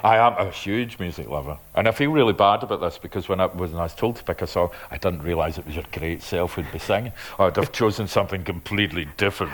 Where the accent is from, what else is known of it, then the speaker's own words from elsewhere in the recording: Glasgow, Scotland, United Kingdom; also born or lived in Lanarkshire; I was originally from Springburn, but then we moved to Lanarkshire and all over the place